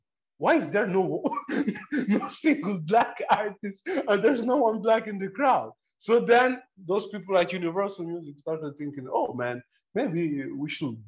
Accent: Nigeria; now in Italy; I was born in Nigeria

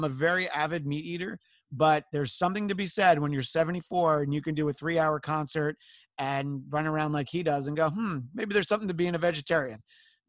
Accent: Greenwood Lake, New York, United States; I grew up in New York State, but it's the really rural suburbs, like 4 miles from where I grew up was New Jersey, this little tiny town called Greenwood Lake

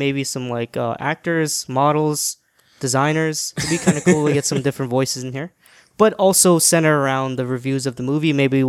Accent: Florida, United States; born or raised there; moved away as an adult; also born or lived in Guyana / New York; now in New York City, United States

